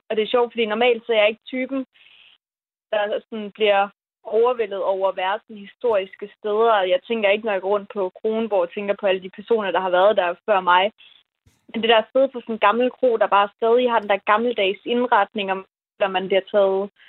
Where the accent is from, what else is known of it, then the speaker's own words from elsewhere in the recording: West Jutland, Central Denmark Region, Denmark; jeg er sådan meget vestjyde